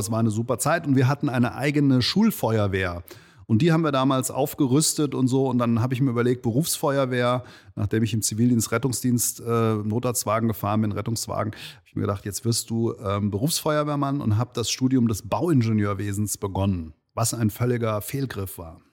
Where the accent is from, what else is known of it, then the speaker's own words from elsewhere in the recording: Langen, Hesse, Germany; also born or lived in Offenbach / Darmstadt; aufgewachsen bin ich in Langen